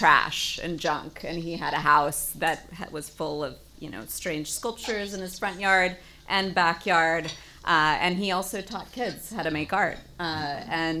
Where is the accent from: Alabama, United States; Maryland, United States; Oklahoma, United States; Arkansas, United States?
Alabama, United States; Birmingham; I grew up in Birmingham, Alabama